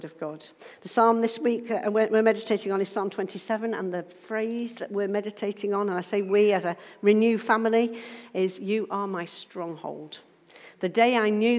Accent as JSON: {"language": "English", "country": "Isle of Man", "tie": "born or raised there", "moved": "yes", "lives_now": "Nottingham, United Kingdom", "said": "I'm from Nottingham, originally from the Isle of Man"}